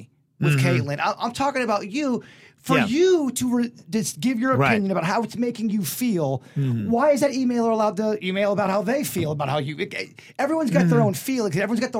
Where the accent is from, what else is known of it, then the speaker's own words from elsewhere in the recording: Lake Park, United States; I grew up in Lake Park.